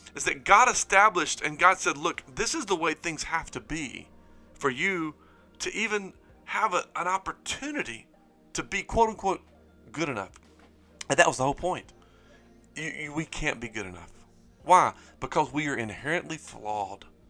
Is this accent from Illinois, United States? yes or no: no; Springhill, Louisiana, United States; I grew up in Spring Hill, Louisiana